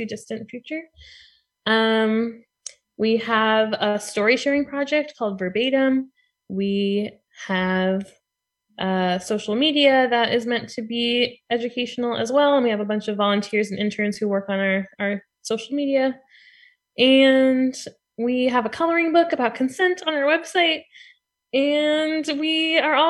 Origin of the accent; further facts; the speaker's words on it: Montclair, New Jersey, United States; I moved back to my hometown of Montclair, New Jersey, and some other friends who I graduated from high school with were also around